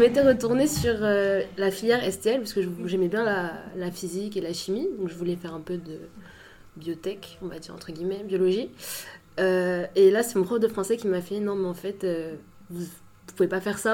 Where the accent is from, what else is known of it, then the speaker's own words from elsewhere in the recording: Saint-Maur-des-Fossés, Île-de-France, France; j'ai grandi à Saint-Maur après